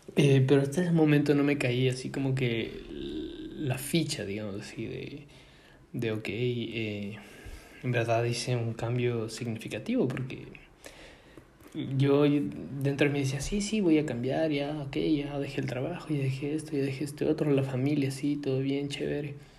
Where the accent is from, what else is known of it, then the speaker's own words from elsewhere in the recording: Ecuador; moved away; nosotros que venimos de Ecuador, países latinos que necesitamos visa para casi todo lado